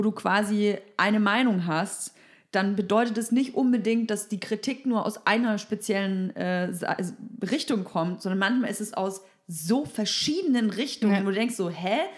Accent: Bavaria, Germany; now in Berlin, Germany; Ich komme aus Bayern

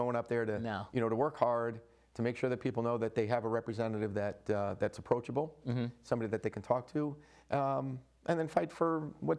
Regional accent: Clinton, Connecticut, United States; I love my hometown and love Clinton.

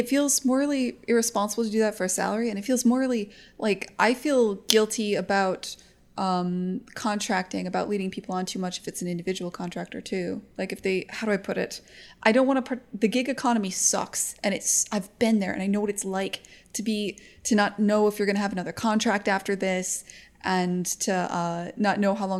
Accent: United States

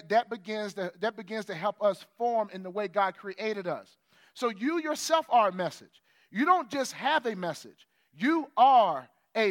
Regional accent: United States; as an American

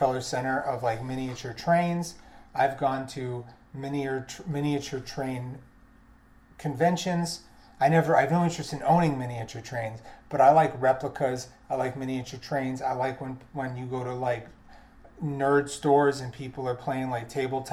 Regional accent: New York City, New York, United States; I'm a New Yorker.

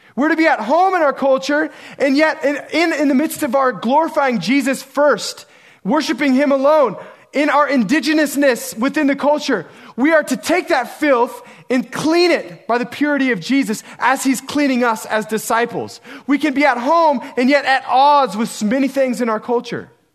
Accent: United States; as American Christians

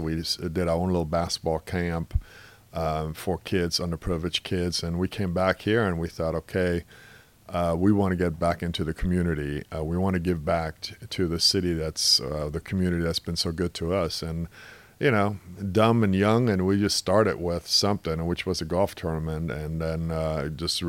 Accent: Germany; now in Seattle, United States; obviously, I came over here from Germany, played in the state as a high school student, went to college in Seattle

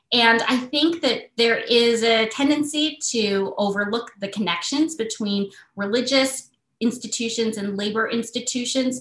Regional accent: Michigan, United States; I grew up in Michigan with maybe 20 cousins.

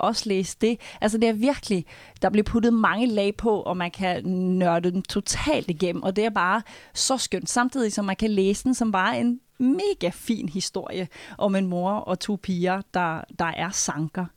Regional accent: Norway; moved away; nu er jeg nordmand

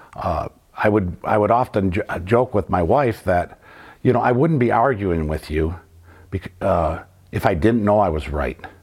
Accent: Flint, Michigan, United States; Growing up in the North End

